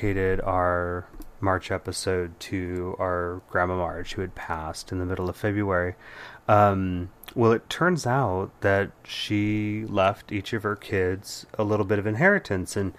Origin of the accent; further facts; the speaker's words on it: Bay Area, California, United States; our memories growing up in the Bay Area in the 80s and 90s